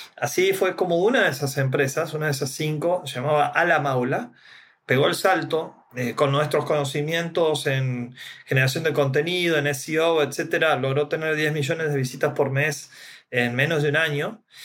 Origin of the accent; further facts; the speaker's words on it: Santiago del Estero, Argentina; Santiago del Estero, mi ciudad natal